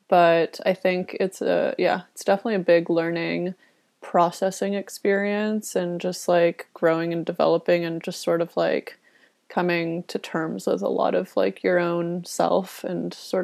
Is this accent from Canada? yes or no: yes; Toronto, Ontario, Canada; moved away as an adult; now in Vancouver, Canada; I grew up in Toronto and have lived, I guess, most of my adulthood in the city. And a couple years ago, I decided to transition over to the West Coast